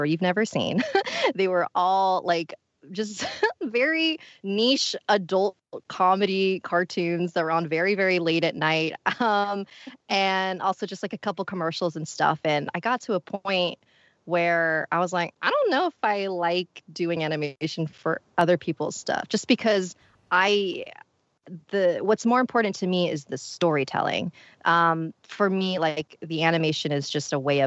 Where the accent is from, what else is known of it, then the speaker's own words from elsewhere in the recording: Philippines; I'm Filipino